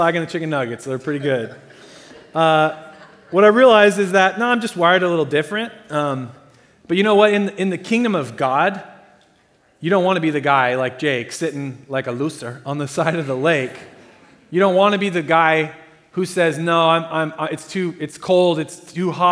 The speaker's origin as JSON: {"language": "English", "region": "Southern Oregon", "country": "United States", "tie": "born or raised there", "said": "I grew up in Southern Oregon"}